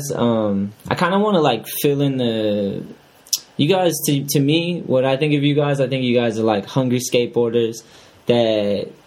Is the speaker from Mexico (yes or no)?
no; New Hampshire, United States; I grew up in New Hampshire.